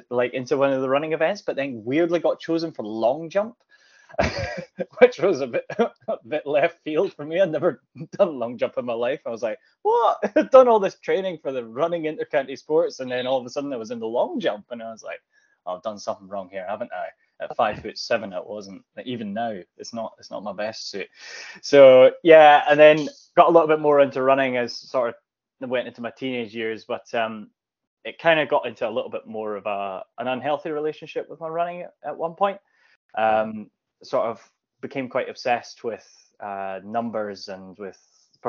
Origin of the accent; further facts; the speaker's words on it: Tillicoultry, Scotland, United Kingdom; I grew up in Clackmannanshire, just around the corner from Stevie himself in Ochterarder. So I was in Tillicoultry at the foot of the Ochil Hills